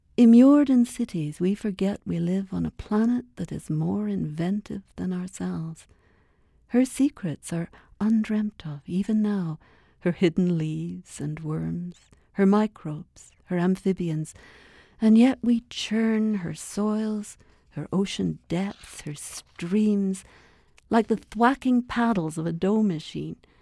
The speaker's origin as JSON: {"language": "English", "town": "Toronto", "region": "Ontario", "country": "Canada", "tie": "born or raised there", "also_born_or_lived": "Scotland", "moved": "as an adult", "lives_now": "Edmonton, Canada", "said": "I, I was a little girl in Scotland, uh, and then I grew up in Toronto, sort of Lake Ontario."}